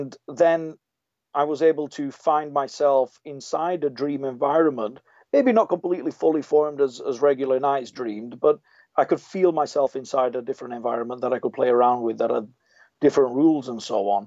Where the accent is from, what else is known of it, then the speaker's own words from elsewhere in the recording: England, United Kingdom; I was born in England to Italian parents, and so I sound a little bit muddled